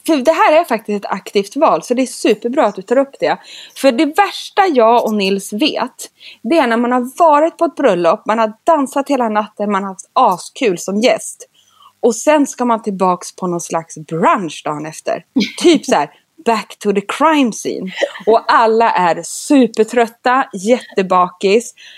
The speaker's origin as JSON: {"language": "Swedish", "town": "Sundsvall", "region": "Västernorrland County", "country": "Sweden", "also_born_or_lived": "London", "moved": "yes", "said": "jag älskar Norrland och är ju från Sundsvall."}